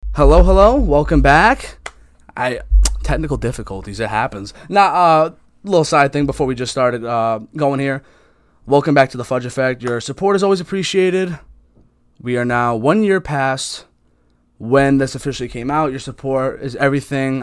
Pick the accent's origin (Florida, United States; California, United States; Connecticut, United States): Connecticut, United States; I'm just Connecticut, everything. I could tell you everything about Connecticut